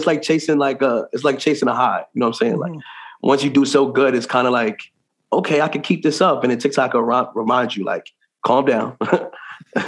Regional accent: New York City, New York, United States; accent: New York; I guess that's my accent. You know, I'm from New York

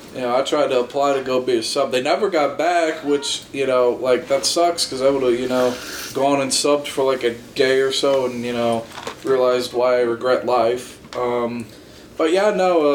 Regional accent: Kansas City, Kansas, United States; born or raised there

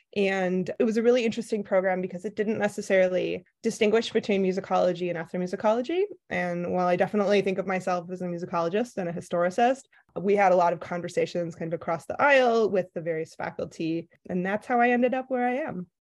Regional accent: Midwest, United States; also born or lived in Milwaukee, Wisconsin; I'm from the Midwest

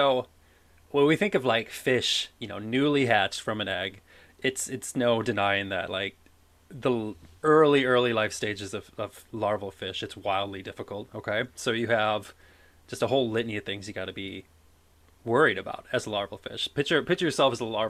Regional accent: Midwest, United States; moved away as an adult; also born or lived in Alabama; now in Wisconsin, United States; I'm from the Midwest originally

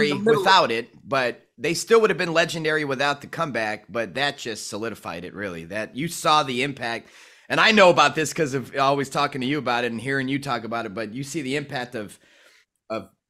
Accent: Chicago, Illinois, United States; I'm from Chicago, so I was around hip-hop only

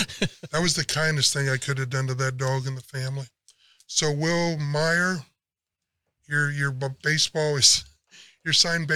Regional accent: San Antonio, Texas, United States; we're from San Antonio

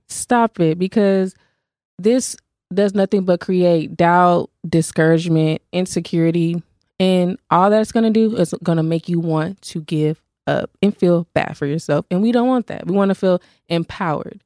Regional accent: Fort Worth, Texas, United States; I'm from Fort Worth

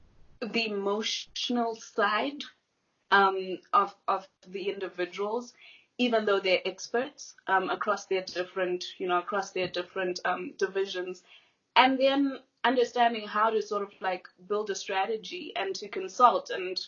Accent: Malawi; obviously I mentioned that I was raised in Malawi. I was raised in a foreign country. So I came in as the other girl, the other person.

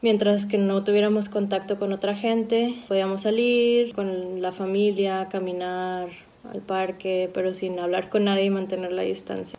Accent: Monterrey, Nuevo León, Mexico; now in Berlin, Germany; soy mexicana de Monterrey y vivo en Berlín hace ya tiempo

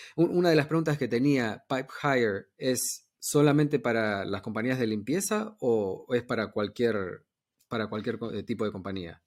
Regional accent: New York, United States; yo me crié en Nueva York

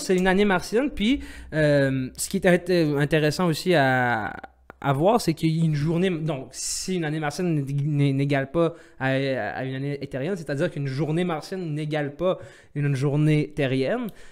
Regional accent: Algeria; je suis algérien

